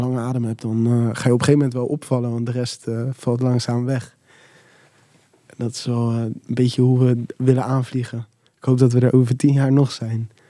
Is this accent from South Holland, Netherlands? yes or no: yes; Rotterdam, South Holland, Netherlands; ik kom uit Rotterdam.